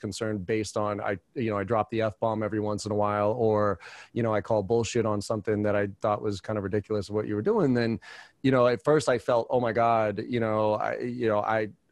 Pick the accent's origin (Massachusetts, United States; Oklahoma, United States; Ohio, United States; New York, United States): Massachusetts, United States; Boston; I'm from, you know, I grew up in Boston